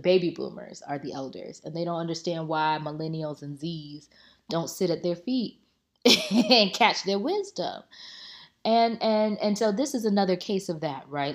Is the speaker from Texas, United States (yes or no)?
no; Tampa, Florida, United States; I'm from Tampa, it's Drop City.